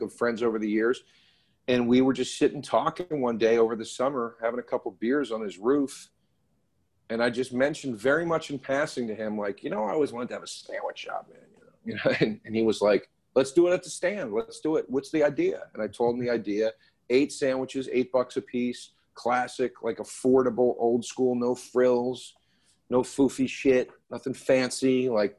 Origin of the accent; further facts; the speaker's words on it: Philadelphia, Pennsylvania, United States; also born or lived in Los Angeles; I'm from Philly